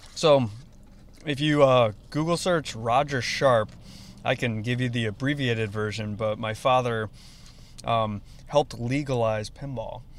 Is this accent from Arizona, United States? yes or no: no; Arlington Heights, Illinois, United States; also born or lived in New York; now in Chicago, United States; grew up in Arlington Heights. So I've, I mean, I was born in New York, but predominantly moved, lived in the Illinois area